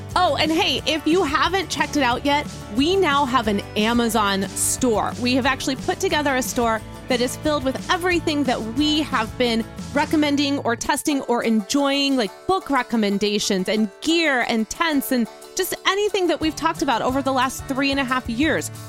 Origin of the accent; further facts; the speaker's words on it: Chicago, Illinois, United States; now in Texas, United States; as a northerner, as a Midwesterner, to Midwest winter storms i-, at home in Chicago